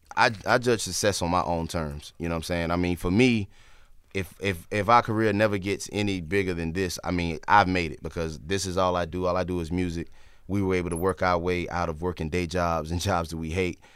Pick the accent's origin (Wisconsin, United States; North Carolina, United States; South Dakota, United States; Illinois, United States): North Carolina, United States